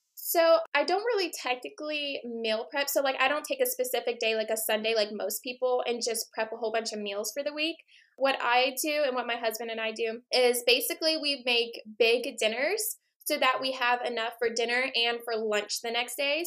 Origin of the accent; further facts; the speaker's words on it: Hawaii, United States; growing up in Hawaii, I was surrounded by marine biology and the ocean.